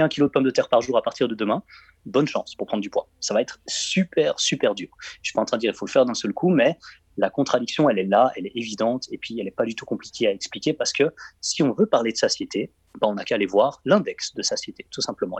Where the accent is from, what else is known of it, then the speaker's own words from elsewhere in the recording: Belgium; je suis belge